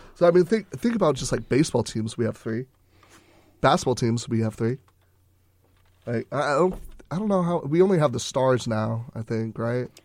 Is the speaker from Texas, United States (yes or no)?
yes; Texas, United States